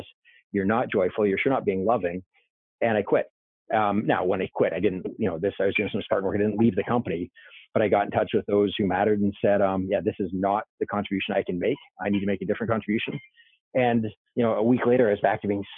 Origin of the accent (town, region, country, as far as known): Canada; born or raised there; moved away